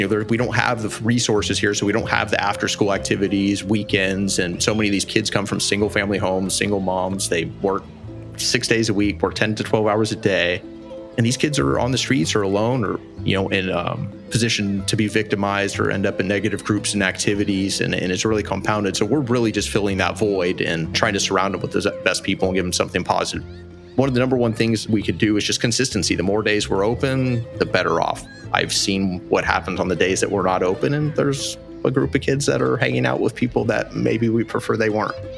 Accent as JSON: {"language": "English", "region": "California", "country": "United States", "also_born_or_lived": "Phoenix", "moved": "yes", "lives_now": "Jaco, Costa Rica", "said": "I'm from California in 2002. I moved to Phoenix."}